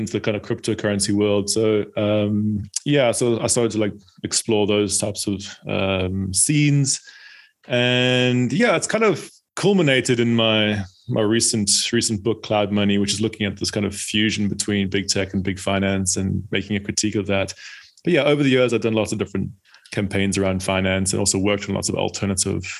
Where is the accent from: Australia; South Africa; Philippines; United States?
South Africa; now in United Kingdom; I'm from South Africa originally, and but then I, at some point, moved to the UK